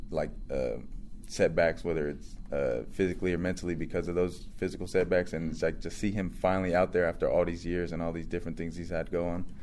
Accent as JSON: {"language": "English", "region": "California", "country": "United States", "said": "I'm from the Central Valley, we don't get too many, too much like hype or recruitment from athletes."}